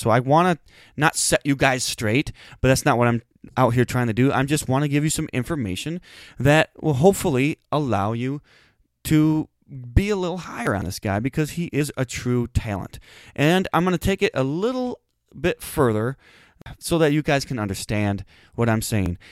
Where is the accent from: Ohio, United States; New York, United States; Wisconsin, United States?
Wisconsin, United States; we're from Wisconsin.